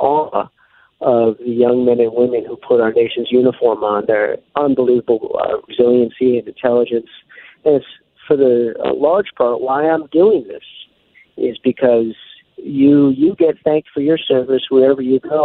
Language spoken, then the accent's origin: English; New York, United States; I came from New York